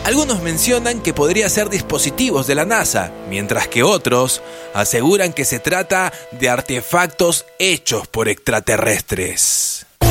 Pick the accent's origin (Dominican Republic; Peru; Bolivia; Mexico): Peru; Soy el peruano